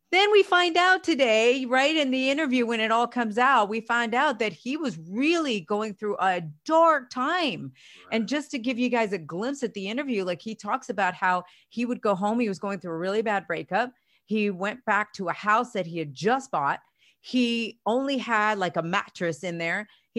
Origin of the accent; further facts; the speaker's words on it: Spain; now in United States; for years I was bullied when I came from Spain to the US, and how I was able to adapt and still make something of myself